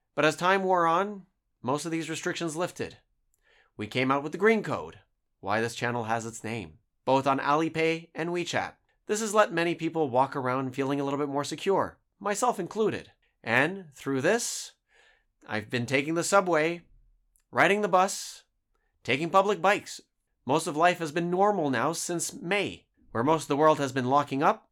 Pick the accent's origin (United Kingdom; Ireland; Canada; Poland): Canada; moved away as an adult; now in Ningbo, China; I'm from Canada.